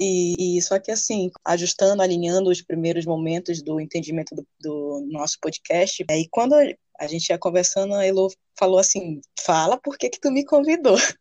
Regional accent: Santana, Amapá, Brazil; sou nascida no Amapá, na cidade de Santana, santanense, segunda maior cidade do estado.

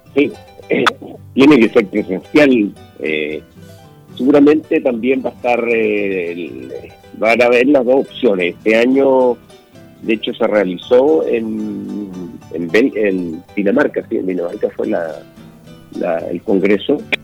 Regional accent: Chile

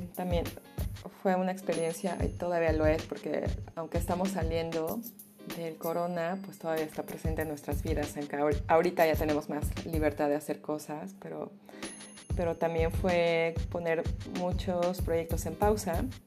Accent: Mexico City, Mexico; first language Spanish; moved away as an adult; now in Berlin, Germany; Yo nací en la Ciudad de México, soy mexicana

